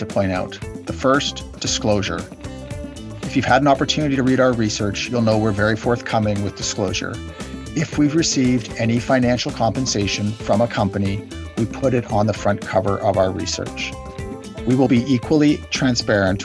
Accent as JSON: {"language": "English", "country": "Canada", "said": "I'm a Canadian"}